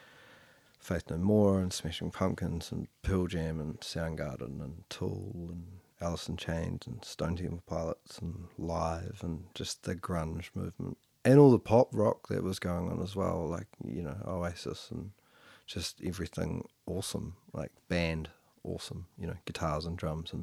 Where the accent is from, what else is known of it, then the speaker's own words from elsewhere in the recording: Motueka, Tasman, New Zealand; I was born in Motueka